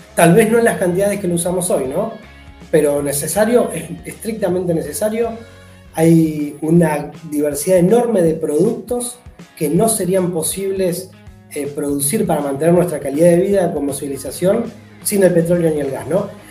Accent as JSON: {"language": "Spanish", "region": "Neuquén", "country": "Argentina", "tie": "born or raised there", "said": "yo soy nacido en Neuquén, nos vivimos en Neuquén"}